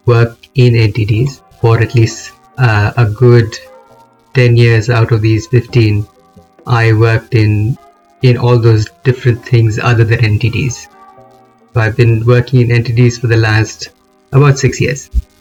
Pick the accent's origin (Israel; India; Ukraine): India; moved away; I am originally from India